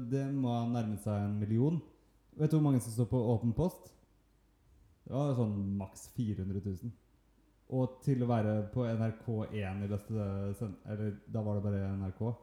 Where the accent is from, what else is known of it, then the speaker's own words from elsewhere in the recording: Norway; Valstrandbad, der jeg kommer fra.